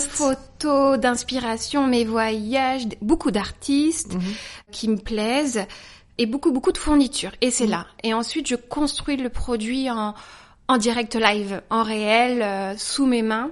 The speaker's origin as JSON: {"language": "French", "town": "Saumur", "region": "Pays de la Loire", "country": "France", "tie": "born or raised there", "moved": "as an adult", "lives_now": "Paris, France", "said": "Je viens de Saumur, voilà, j'ai grandi à Saumur"}